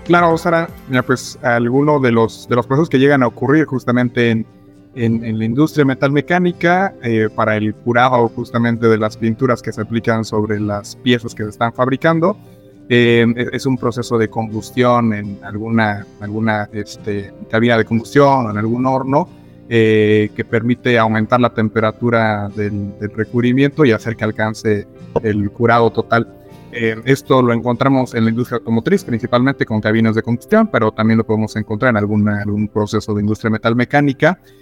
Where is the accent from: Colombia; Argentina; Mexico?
Mexico; San Luis Potosí; now in Mexico City, Mexico; soy originario de San Luis Potosí, pero estoy viviendo actualmente en Ciudad de México